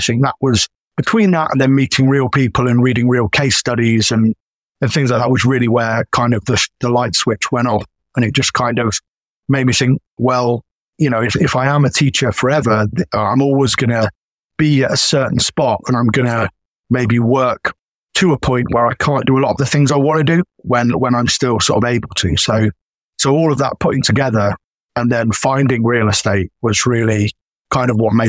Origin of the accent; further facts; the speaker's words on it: United Kingdom; And obviously being a Brit as well, he's from quite sort of humble beginnings.